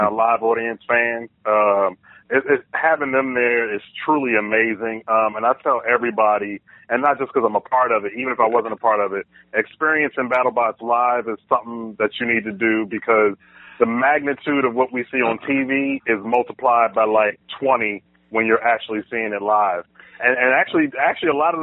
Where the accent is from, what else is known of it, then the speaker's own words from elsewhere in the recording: Philadelphia, Pennsylvania, United States; moved away as an adult; now in Los Angeles, United States; being born and raised in Philly